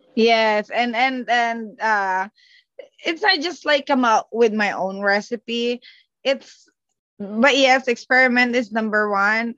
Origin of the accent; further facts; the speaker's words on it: Calabarzon, Philippines; moved away; I am from Cavite, Philippines. So we're like the next province after Manila.